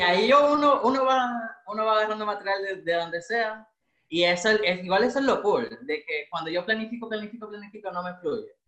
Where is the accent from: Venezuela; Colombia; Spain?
Venezuela; Maracaibo, Zulia; moved away as an adult; now in Santiago, Chile; yo soy maracucho